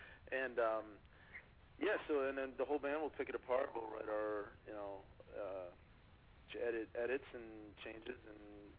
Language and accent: English; New York, United States; Long Island, New York.